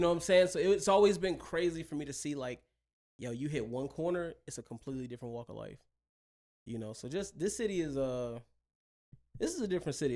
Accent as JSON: {"language": "English", "region": "Mississippi", "country": "United States", "tie": "born or raised there", "also_born_or_lived": "Buffalo, New York / Chicago / Detroit", "moved": "yes", "lives_now": "Las Vegas, United States", "said": "I'm originally from Mississippi"}